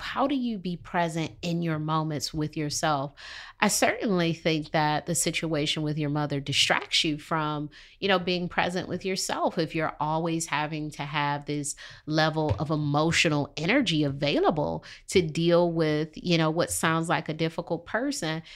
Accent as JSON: {"language": "English", "town": "Detroit", "region": "Michigan", "country": "United States", "moved": "as an adult", "lives_now": "Charlotte, United States", "said": "I'm from Detroit"}